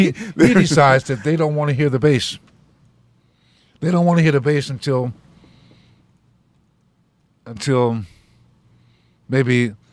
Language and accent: English; Ohio, United States; moved away; also born or lived in New York; I'm from Ohio.